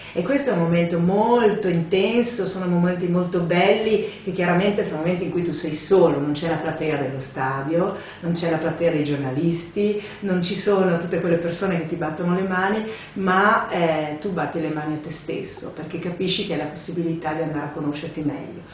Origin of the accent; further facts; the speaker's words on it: Paluzza, Friuli-Venezia Giulia, Italy; sentieri uh, di casa mia, di Paluzza, del mio paese